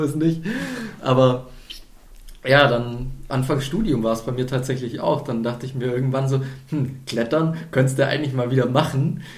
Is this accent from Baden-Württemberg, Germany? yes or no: yes; near Ulm, Baden-Württemberg, Germany; moved away; ich komme aus dem Süden, aus der Nähe von Ulm